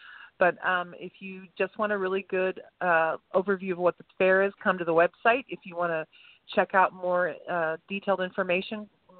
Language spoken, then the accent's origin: English; Tulsa, Oklahoma, United States; moved away as an adult; But I am from Tulsa originally, but I've managed to get away for decades at a time. But I am back here. I do like this area.